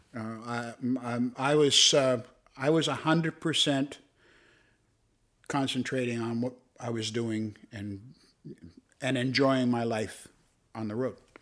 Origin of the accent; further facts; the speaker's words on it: Toronto, Ontario, Canada; I was a Cabbage Town kid. I grew up in Regent Park.